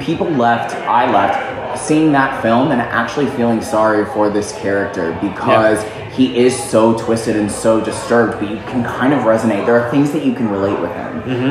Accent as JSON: {"language": "English", "region": "Texas", "country": "United States", "said": "I'm from Texas"}